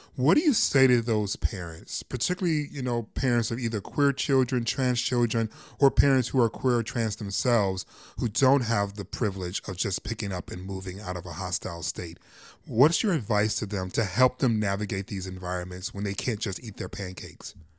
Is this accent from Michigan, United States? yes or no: yes; Michigan, United States; my home state of Michigan